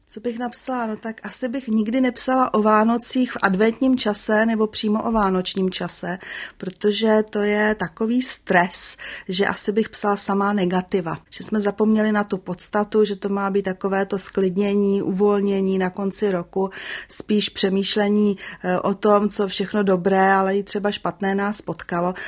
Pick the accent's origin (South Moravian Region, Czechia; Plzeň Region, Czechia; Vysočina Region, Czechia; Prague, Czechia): Prague, Czechia; já jsem se narodila v Praze